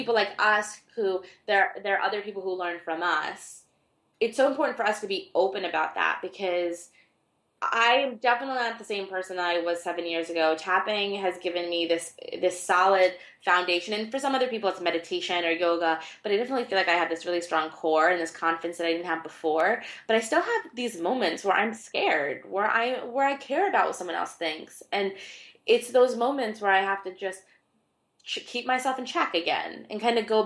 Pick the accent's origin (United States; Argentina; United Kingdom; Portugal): Argentina; I was born in Argentina